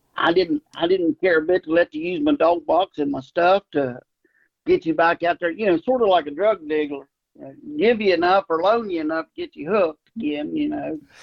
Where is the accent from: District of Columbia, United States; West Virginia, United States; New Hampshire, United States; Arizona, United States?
West Virginia, United States; Ripley; also born or lived in Charleston, West Virginia; I grew up right there around Ripley and uh, went to Ripley High School